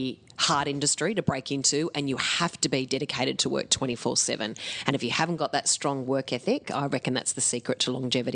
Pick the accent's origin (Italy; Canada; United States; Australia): Australia; Mudgee, New South Wales; But my parents are from around Tamworth area, both around that area. So I grew up in Mudgee in New South Wales, where we walked to school and breathed the fresh air.